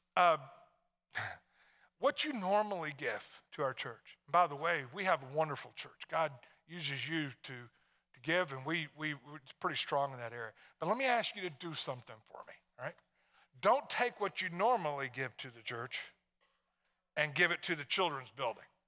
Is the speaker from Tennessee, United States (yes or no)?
yes; Tennessee, United States; moved away; I'm from Tennessee.